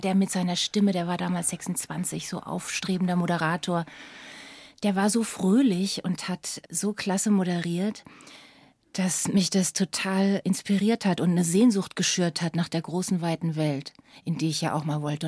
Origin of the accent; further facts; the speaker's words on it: Lower Franconia, Bavaria, Germany; ich komme aus Unterfranken, aus einem kleinen, beschaulichen, schönen Dorf